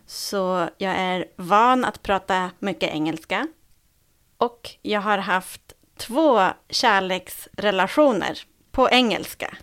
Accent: Sweden; vi som är svenskar

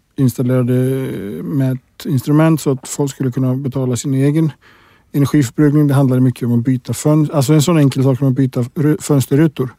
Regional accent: Iceland; moved away; jag kommer från Island

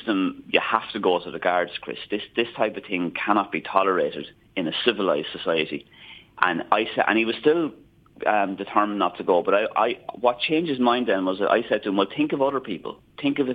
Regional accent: Enniscorthy, Leinster, Ireland; I'm a very proud Wexford man. I'm originally from Enniscorthy.

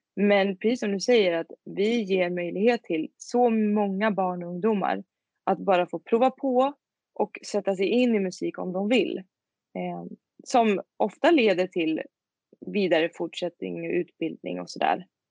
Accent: Tidaholm, Västra Götaland, Sweden; moved away as an adult; also born or lived in Skövde; now in Örebro, Sweden; Kommer i, ursprungligen från en liten, liten stad som heter Tidaholm i Skaraborg. Men jag bor nu i Örebro sedan fem år tillbaka

